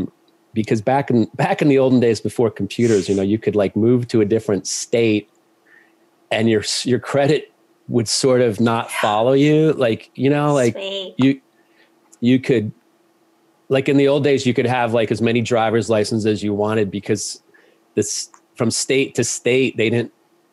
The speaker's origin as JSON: {"language": "English", "region": "Ohio", "country": "United States", "tie": "born or raised there", "also_born_or_lived": "Georgia", "said": "I grew up mostly in Ohio and a little bit in Georgia."}